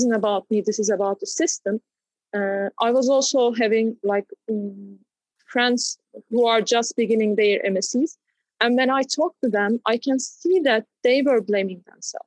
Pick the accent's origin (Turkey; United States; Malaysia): Turkey; growing up in Turkey